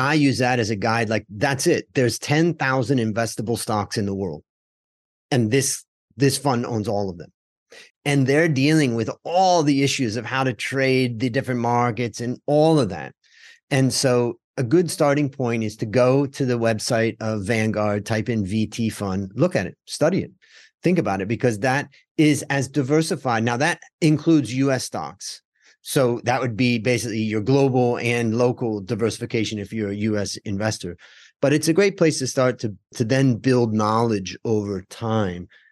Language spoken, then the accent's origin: English; United States; when I grew up in America